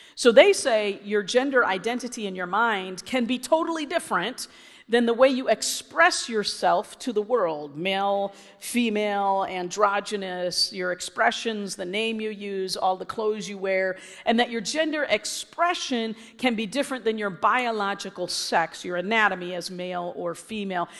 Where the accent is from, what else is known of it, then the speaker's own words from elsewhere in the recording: Illinois, United States; I was from Illinois.